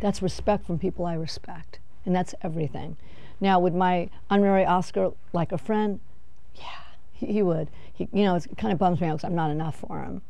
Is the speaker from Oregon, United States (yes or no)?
no; Los Angeles, California, United States; I'm from Van Nuys